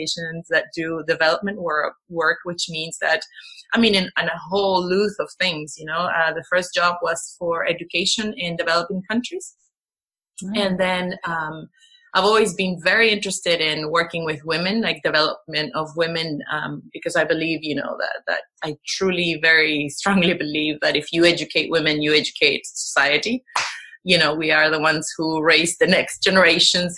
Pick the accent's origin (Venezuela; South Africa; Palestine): Venezuela; moved away as an adult; also born or lived in United States / Washington, D.C.; now in Netherlands; I grew up in Venezuela. So I moved when I was 5 years old. I went back I lived there for until I was 20.